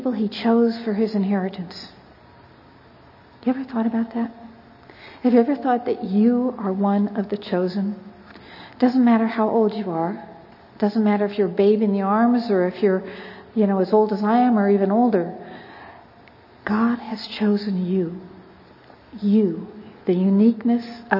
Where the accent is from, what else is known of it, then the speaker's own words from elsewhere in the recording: California, United States; I'm from California